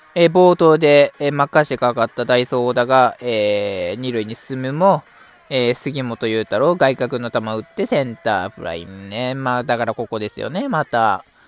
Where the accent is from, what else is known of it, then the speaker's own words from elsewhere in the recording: Mie, Japan; わわ私出身のね、三重県出身の